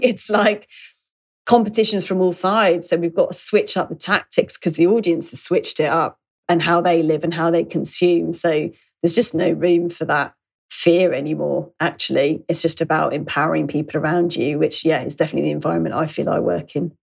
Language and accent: English; London, United Kingdom; growing up in London